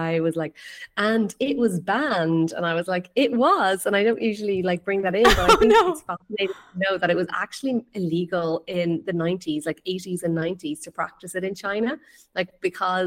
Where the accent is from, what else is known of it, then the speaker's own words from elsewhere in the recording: west coast of Ireland, Ireland; now in Greece; So I am from Ireland. I'm from the west coast of Ireland